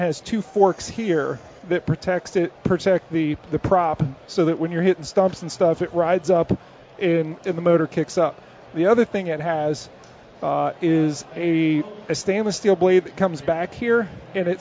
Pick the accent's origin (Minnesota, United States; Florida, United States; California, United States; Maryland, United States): Maryland, United States; I grew up in Maryland